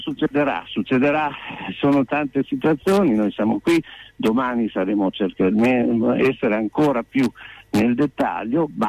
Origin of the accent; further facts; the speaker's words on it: Corticella, Emilia-Romagna, Italy; anch'io sono di Corticella